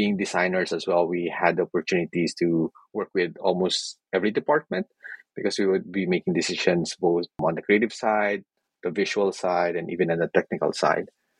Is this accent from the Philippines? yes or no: yes; Philippines; moved away; I come from the Philippines